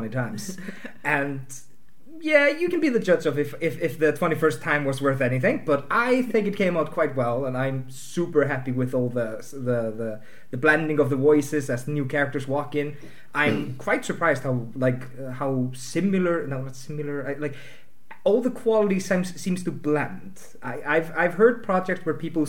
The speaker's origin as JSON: {"language": "English", "country": "Iceland", "said": "I'm from Iceland."}